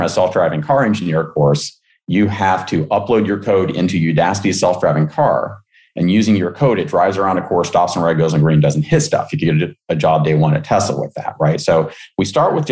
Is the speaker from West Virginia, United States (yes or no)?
yes; West Virginia, United States; moved away; I grew up in West Virginia